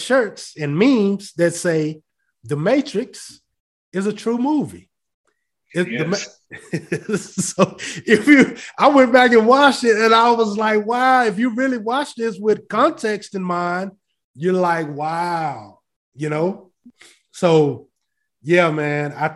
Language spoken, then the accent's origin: English; Fort Worth, Texas, United States; I grew up in Fort Worth